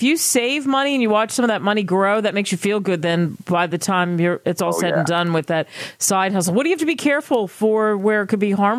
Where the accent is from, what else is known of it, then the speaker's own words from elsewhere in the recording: Philadelphia, Pennsylvania, United States; I'm from Philadelphia.